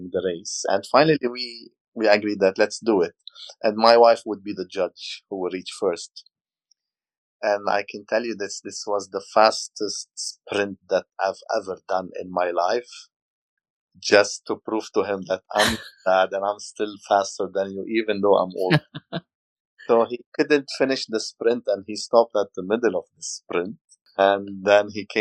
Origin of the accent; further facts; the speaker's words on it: Lebanon; now in Dubai, United Arab Emirates; I'm Lebanese. I'm from Lebanon.